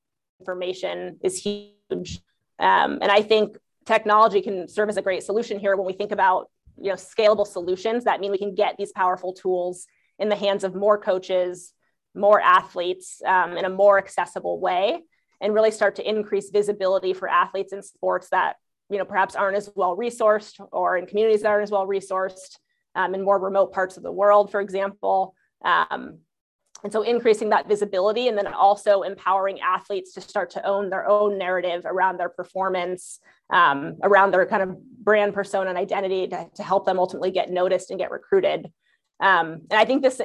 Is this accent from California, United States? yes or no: yes; Southern California, United States; I grew up in Southern California